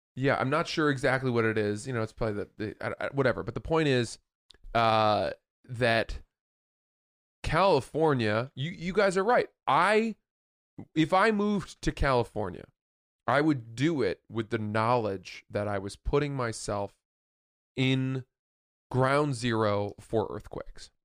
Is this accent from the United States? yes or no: no; England, United Kingdom; I'm English.